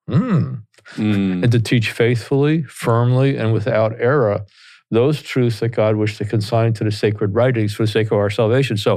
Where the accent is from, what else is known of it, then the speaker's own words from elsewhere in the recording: Teaneck, New Jersey, United States; accent: Jersey; because I grew up here in Teaneck, New Jersey, and went to Bergen Catholic High School in Oradell